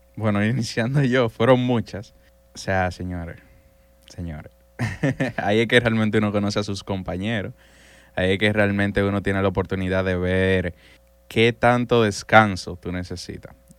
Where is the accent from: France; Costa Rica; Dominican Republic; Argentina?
Dominican Republic; San Cristóbal; Yo soy de San Cristóbal